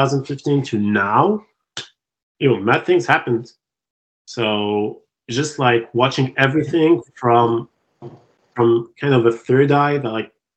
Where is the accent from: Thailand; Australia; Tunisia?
Tunisia; English is a second language; moved away as an adult; now in Montreal, Canada; I was out of Tunisia, which is my home country